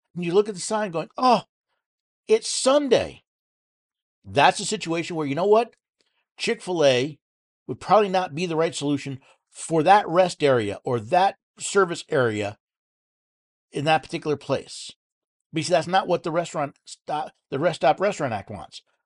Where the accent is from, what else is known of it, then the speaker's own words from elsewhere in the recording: outside of Albany, upstate New York, United States; moved away; I was born in New York City, moved upstate when I was ten, outside of Albany